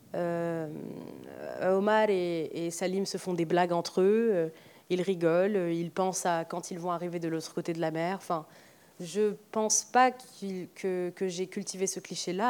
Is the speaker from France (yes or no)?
no; Algeria; moved away; also born or lived in Oran; je me suis pas mal détachée de, de, mon pays d'origine